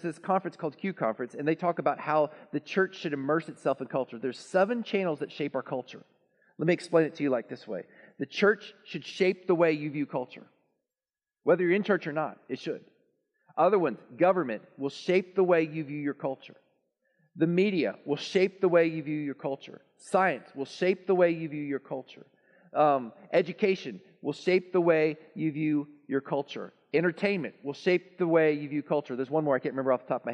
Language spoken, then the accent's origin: English; Texas, United States; also born or lived in Lawton, Oklahoma; I'm a Texan. Proud Texan